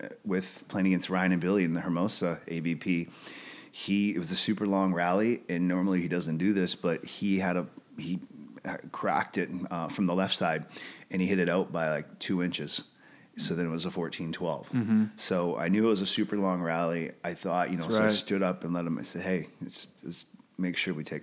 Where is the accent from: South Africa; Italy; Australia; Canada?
Canada; now in United States; Being Canadian